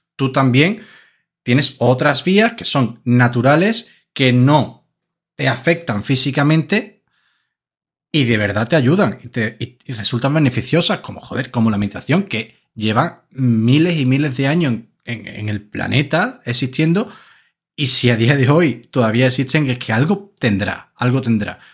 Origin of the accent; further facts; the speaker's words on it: Andalusia, Spain; somos andaluces de pura cepa